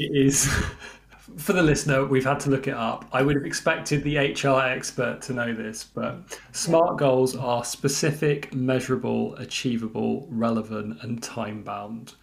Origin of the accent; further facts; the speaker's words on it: rural England, United Kingdom; I grew up in the countryside and yearned for the city, um, having been bored over many, many, many, many summers in the in the in the rural um, forests of England.